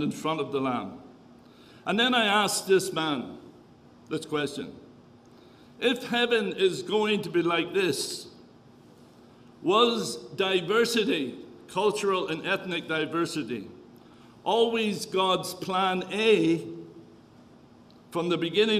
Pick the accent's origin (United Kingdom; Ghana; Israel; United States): United Kingdom; Northern Ireland; accent: Irish; moved away as an adult; also born or lived in Kenya / Tanzania; now in Canada; Was born and raised in the north of Ireland, left there when there was the Troubles